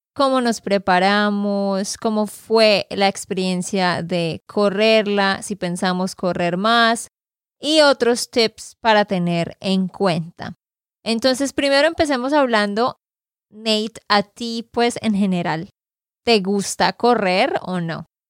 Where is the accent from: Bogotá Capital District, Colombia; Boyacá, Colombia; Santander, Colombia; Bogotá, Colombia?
Santander, Colombia; de Santander, Colombia